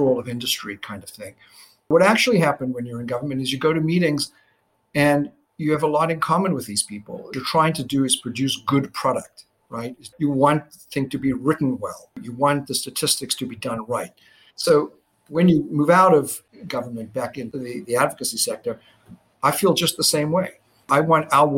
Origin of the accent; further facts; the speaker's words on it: Johannesburg, Gauteng, South Africa; now in United States; growing up in South Africa when I did